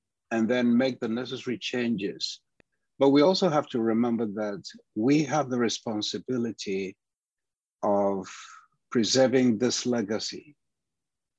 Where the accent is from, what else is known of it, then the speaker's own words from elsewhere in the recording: Ghana; moved away as an adult; now in United States; I am Ghanaian by birth. I studied music in Ghana, with my father being my first music teacher